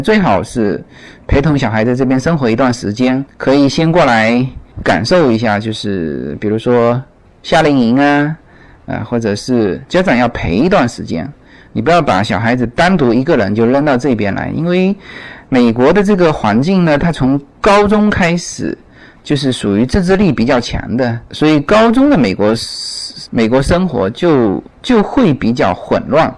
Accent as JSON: {"language": "Chinese", "country": "China", "moved": "yes", "lives_now": "United States", "said": "我们中国人还分嘛？"}